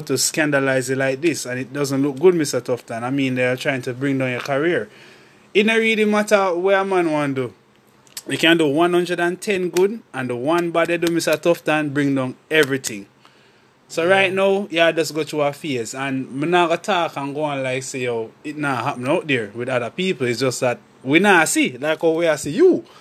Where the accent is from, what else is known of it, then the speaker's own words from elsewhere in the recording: Jamaica; I'm a Jamaican